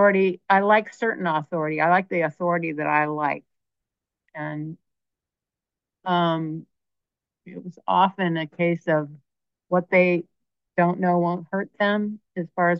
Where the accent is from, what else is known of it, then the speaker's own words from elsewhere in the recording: Berkeley, California, United States; I grew up in Berkeley